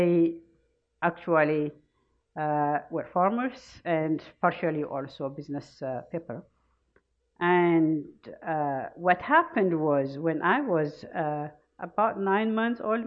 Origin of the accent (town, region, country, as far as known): Ethiopia; born or raised there; now in United States